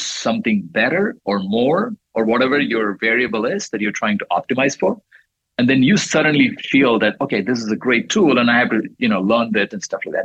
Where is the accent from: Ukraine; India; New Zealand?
India; moved away; I was growing up in India